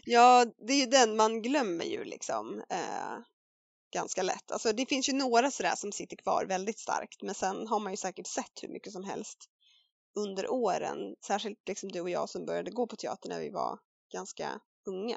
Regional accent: Värmdö, Stockholm County, Sweden; barnteater lokalt sådär på Värmdö där jag växte upp

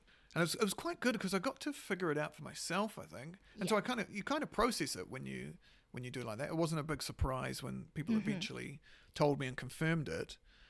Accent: South Island, New Zealand; born there; I was born in the South

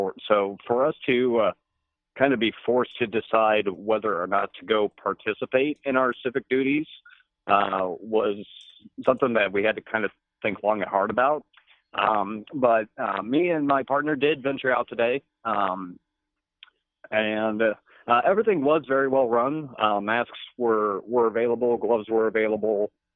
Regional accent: Illinois, United States; now in Wisconsin, United States; because I'm not native to Wisconsin, I am a transplant from Illinois, but I've lived up here for about 15 years

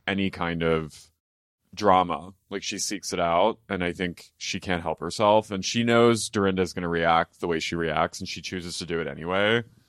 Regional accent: Philadelphia, Pennsylvania, United States; I'm, you know, from Philadelphia, greater area Philadelphia

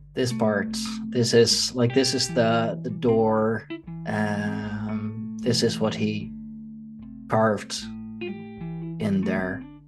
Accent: Leiden, South Holland, Netherlands; here in uh, in Leiden, in my hometown

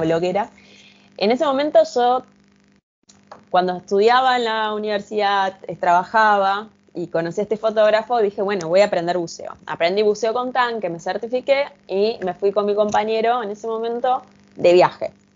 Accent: Argentina; yo soy de Argentina

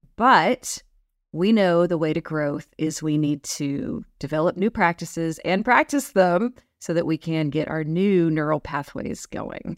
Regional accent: Texas, United States; growing up in Texas

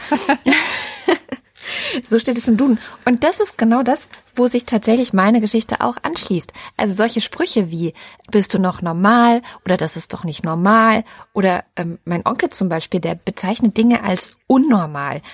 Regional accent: Baden-Württemberg, Germany; also born or lived in East Germany; als Ossi einfach mal nach Baden-Württemberg gepflanzt wirst

